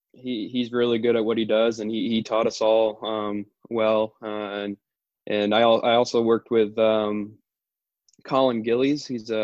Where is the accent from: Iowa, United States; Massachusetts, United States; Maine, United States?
Maine, United States; Bangor; also born or lived in Holden, Maine; Yeah, I grew up in Bangor